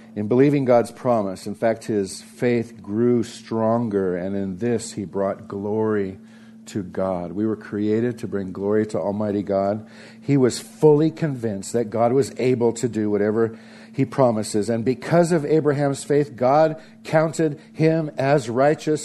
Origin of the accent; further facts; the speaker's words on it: Santa Barbara, California, United States; growing up in Santa Barbara, California, with my two older sisters